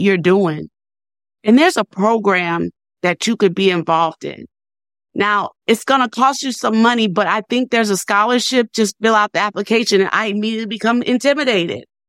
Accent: New Orleans, Louisiana, United States; now in Nashville, United States; I'm from New Orleans, and I have two sisters that were still living there

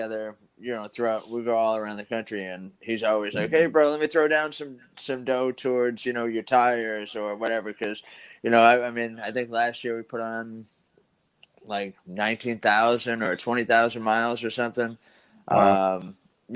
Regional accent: Wareham, Massachusetts, United States; I'm from Wareham, Massachusetts, up here in the north.

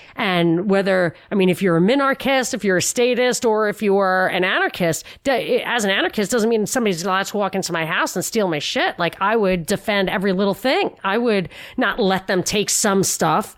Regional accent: New York, United States; I'm a New Yorker

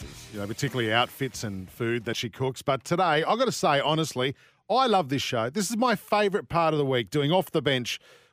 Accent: Yagoona, New South Wales, Australia; I grew up in Yagoona and every house was fiberglass

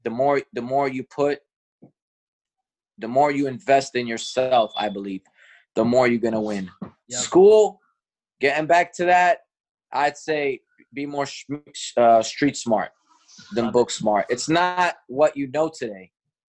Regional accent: Bronx, New York, United States; I'll never forget where I came from. I came from Fordham Road, from the Bronx, from the hood

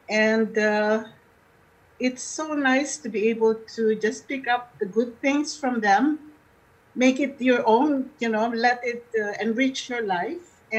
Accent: Philippines; now in Winnipeg, Canada; back home in the philippines back home um see, we seem to be a homogeneous group because we're all from the Philippines.

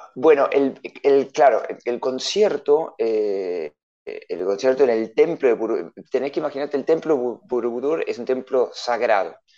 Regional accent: Adrogué, Buenos Aires Province, Argentina; moved away as an adult; also born or lived in Mendoza; yo soy en realidad de Buenos Aires, de provincia de Buenos Aires, de Adrogué

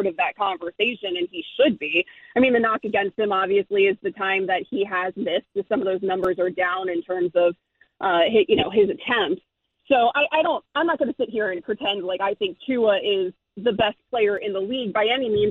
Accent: Sarasota, Florida, United States; also born or lived in Miami; I am from Sarasota, Florida

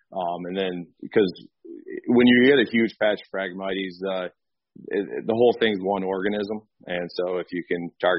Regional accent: Sparta, Michigan, United States; I'm originally from Sparta, Michigan, just north of Grand Rapids, and just grew up kind of a farm kid in country

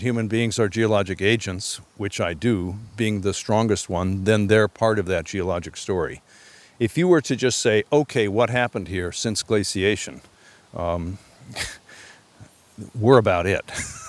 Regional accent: Upper Midwest, United States; also born or lived in Alaska; now in Connecticut, United States; Well, I moved here from Alaska, and I had grown up in the sort of Scandinavian Midwestern, upper Midwest heritage, where you don't see any stone walls whatsoever. And I moved here from Alaska in 1984

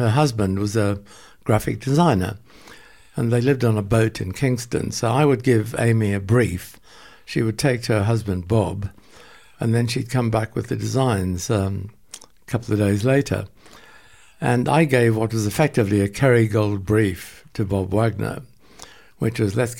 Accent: Port Elizabeth, Eastern Cape, South Africa; moved away; also born or lived in London; there was a dairy in Port Elizabeth, where I was born

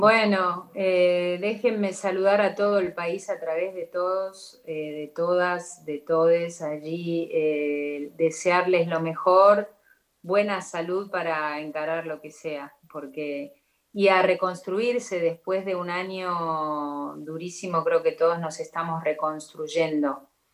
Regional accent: Argentina; como argentina que soy eh, orgullosa de serlo

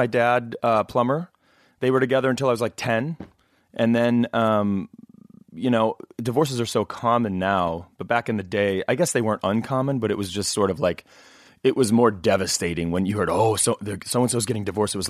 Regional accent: Knoxville, Illinois, United States; now in Los Angeles, United States; And so people always say, well, where is Knoxville, Illinois? And I say, oh, nowadays people go, well, where are you from? I said, L.A., because I've been here like, you know, 300 years.

